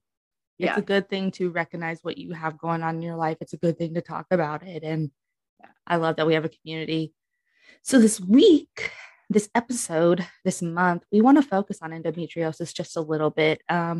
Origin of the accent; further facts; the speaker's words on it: New York, United States; I'm from New York